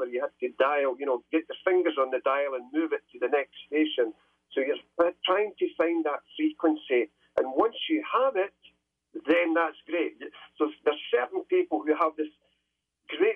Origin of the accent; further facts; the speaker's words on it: Scotland, United Kingdom; Ever since I was a small boy growing up in Scotland